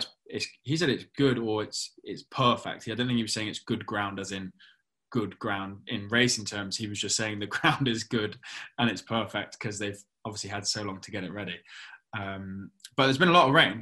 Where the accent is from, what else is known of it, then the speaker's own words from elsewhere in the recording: Cheltenham, South West England, United Kingdom; growing up in Cheltenham